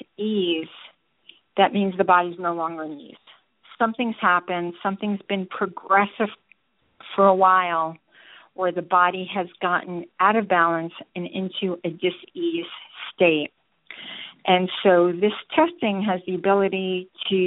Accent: New York, United States; now in Georgia, United States; I'm originally from New York, but have been in Georgia more than half my life

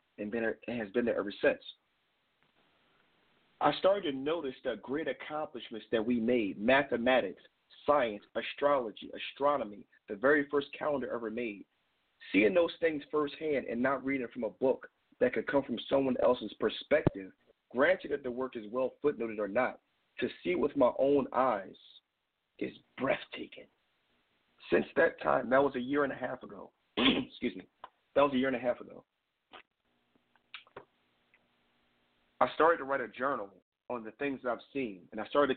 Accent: Philadelphia, Pennsylvania, United States; now in California, United States; Growing up in Philadelphia, specifically North Philadelphia, my father is from Lagos, Nigeria

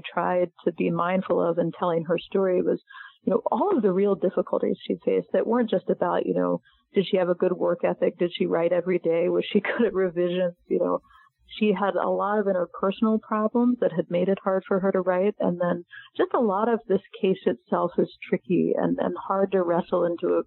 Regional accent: Maryland, United States; I'm from Maryland, but not from Alabama

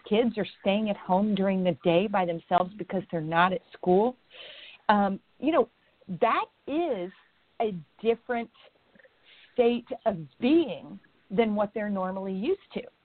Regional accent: Indiana, United States; moved away; I'm an Indiana girl. I was born and raised in Indiana. I do not live there now, but I was born and raised in Indiana

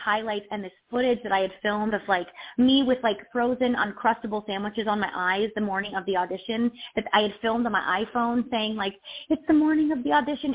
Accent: Delaware, United States; I'm from, I'm from, I grew up in Delaware

